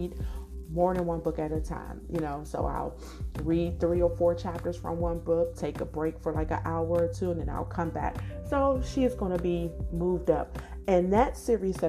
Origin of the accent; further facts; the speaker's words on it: Washington, District of Columbia, United States; I was born and raised in Washington, D.C.